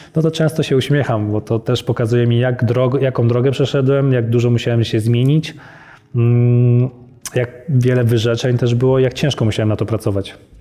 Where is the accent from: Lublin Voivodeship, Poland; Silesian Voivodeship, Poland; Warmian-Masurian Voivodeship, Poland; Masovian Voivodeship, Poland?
Masovian Voivodeship, Poland; Leszno; moved away; also born or lived in Warsaw / Poznań; urodziłem się w Warszawie, ale wychowałem się w Lesznie, Leszno pod Warszawą